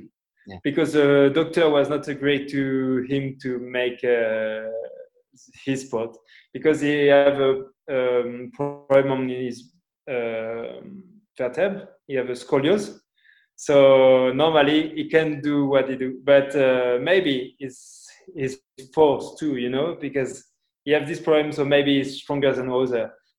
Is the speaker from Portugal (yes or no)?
yes; Portugal; English is a second language; also born or lived in Spain; I'm from Portugal where my mom was born